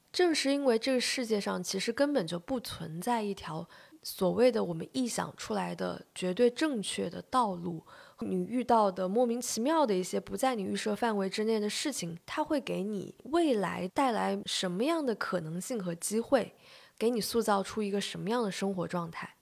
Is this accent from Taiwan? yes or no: no; China; 我们中国人特别爱，有时候特别爱强调，比如说科班出身